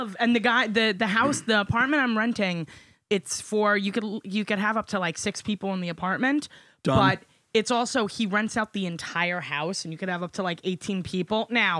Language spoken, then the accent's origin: English; New York City, New York, United States; accent: New York; I'm from New York, so but I don't have I don't have a very heavy New York.